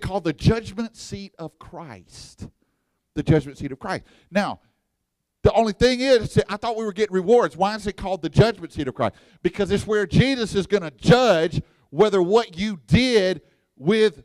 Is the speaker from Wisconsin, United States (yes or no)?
no; Texas, United States; I'm from Texas, and we got pit barbecue down there